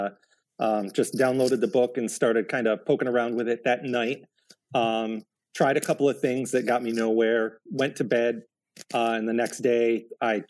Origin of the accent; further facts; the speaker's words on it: New York, United States; I'm from New York, and Montreal. I'm not all that far from Montreal, also.